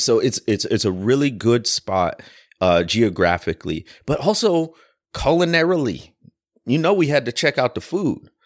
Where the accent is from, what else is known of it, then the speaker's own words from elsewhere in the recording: Midwest, United States; also born or lived in Deep South; now in Louisville, United States; I grew up in the Midwest, but spent a ton of time in the Deep South